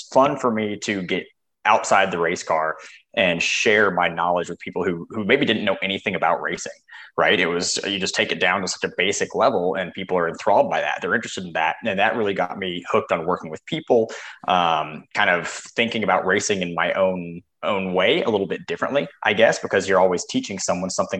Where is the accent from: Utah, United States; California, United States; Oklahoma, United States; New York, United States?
Utah, United States; Salt Lake City; I grew up out in Salt Lake City, Utah